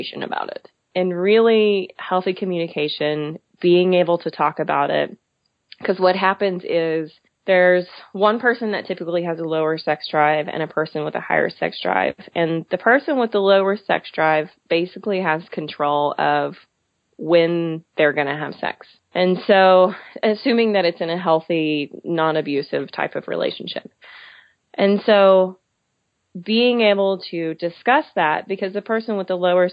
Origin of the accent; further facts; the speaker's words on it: Texas, United States; also born or lived in Philadelphia; I was born and raised in Texas, so I'm very aware of the culture